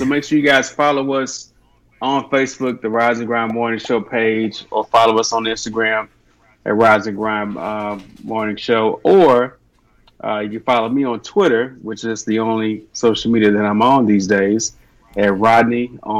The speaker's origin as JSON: {"language": "English", "town": "Dallas", "region": "Texas", "country": "United States", "said": "everybody knows, I'm from Dallas."}